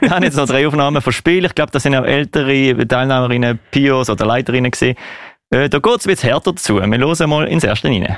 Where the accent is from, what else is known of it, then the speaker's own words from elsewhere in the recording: Basel, Basel-Stadt, Switzerland; wir Baslerinnen und Basler